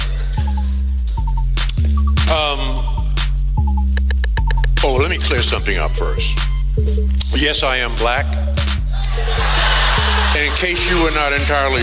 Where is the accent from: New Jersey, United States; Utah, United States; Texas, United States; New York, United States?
New York, United States; New York City; 1945, I was born in Bed-Stuy, Brooklyn, New York